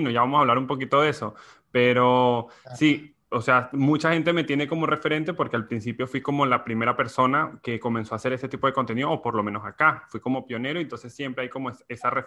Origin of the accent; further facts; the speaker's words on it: Barquisimeto, Lara, Venezuela; now in Argentina; yo viví fue en Caudare, pero para ahorrar rápido digo, ¿sabes? De Barquisimeto.